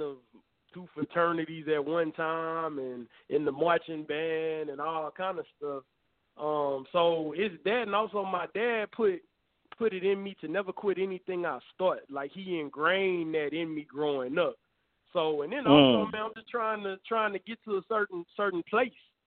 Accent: Houston, Texas, United States; moved away; I was born and raised in Houston.

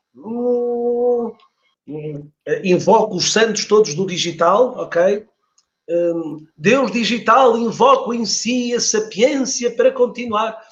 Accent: Porto, Norte, Portugal; eu nasci no Porto, nasci no Porto

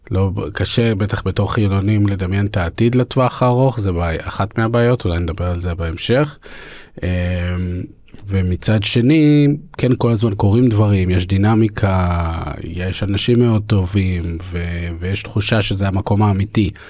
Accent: Jerusalem, Jerusalem District, Israel; also born or lived in Russia; התאהבתי בירושלים כי גדלתי פה. זה קצת כמו לגדול במשפחה, מתי התאהבת במשפחה שלך? אה, אני, אנחנו עלינו מרוסיה כשאני הייתי בן שנתיים וגרנו חצי שנה במרכז

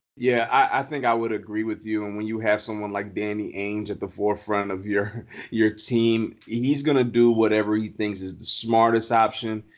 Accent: Hampton, Virginia, United States; I'm from Hampton, Virginia, Newport News

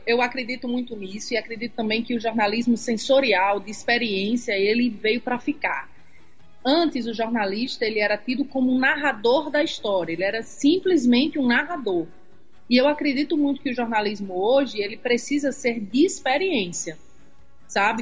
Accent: Jardim do Seridó, Rio Grande do Norte, Brazil; Eu sou de Jardim do Seridó, uma cidade bem pequenininha, do lado de Caicó

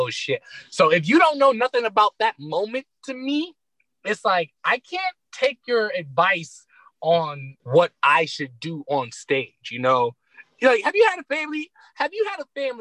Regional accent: Detroit, Michigan, United States; I'm from Detroit

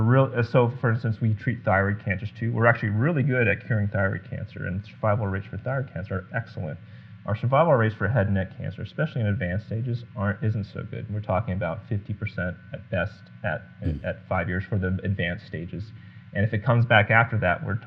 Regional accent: Guam; moved away; growing up in Guam.

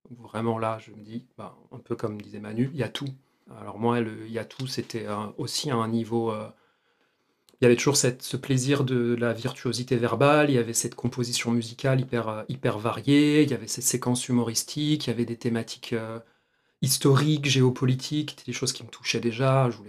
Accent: Argenteuil, Île-de-France, France; Moi, j'ai grandi à Argenteuil

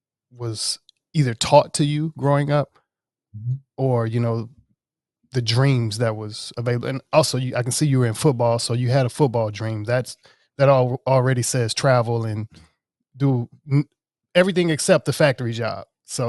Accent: Mississippi, United States; I'm originally from Mississippi as well.

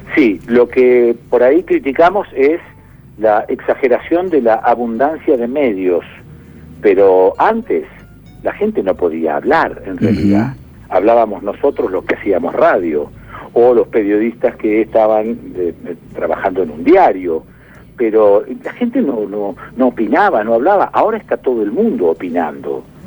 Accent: Rosario, Santa Fe, Argentina; moved away as an adult; also born or lived in Buenos Aires; yo en el caso mío de mi infancia en Rosario, en el campo, y luego el periodo de laburo en Rosario y después el periodo de laburo en eh, Buenos Aires

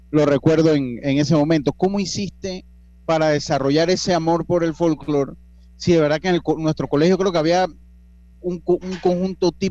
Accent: Las Tablas, Los Santos, Panama; yo soy oriundo de la provincia de Los Santos también, de Santo Domingo Las Tablas, que es un pueblo muy folclórico.

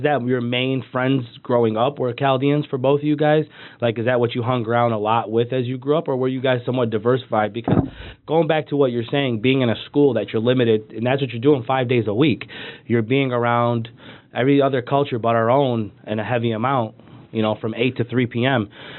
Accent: West Bloomfield, Michigan, United States; we grew up in West Bloomfield.

